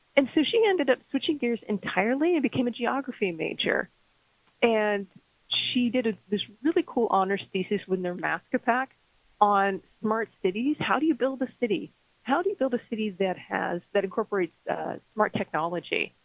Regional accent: Las Cruces, New Mexico, United States; moved away; I went to, to New Mexico State University in my hometown of Las Cruces, New Mexico

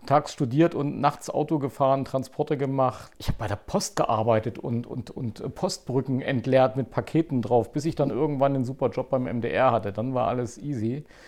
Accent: Zeitz, Saxony-Anhalt, Germany; moved away as an adult; now in Leipzig, Germany; wir sind ja beide in Zeitz aufgewachsen

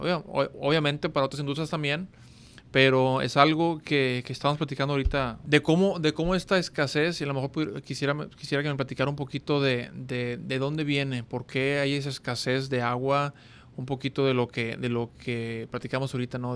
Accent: Monterrey, Nuevo León, Mexico; estamos en mi tierra, estamos en, Monterrey, Nuevo León

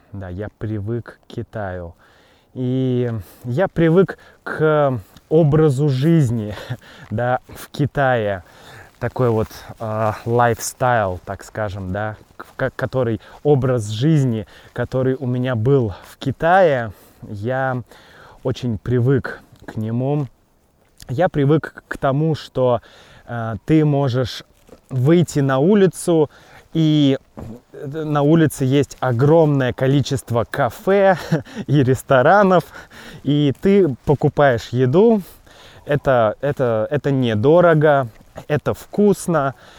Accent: Russia; moved away as an adult; also born or lived in Wuhan, China; Я родился в России, да, Россия моя родина.

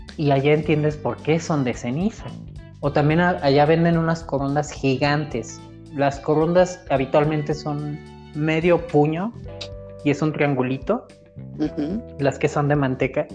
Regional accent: Morelia, Michoacán, Mexico; la ciudad donde nací, la ciudad donde crecí

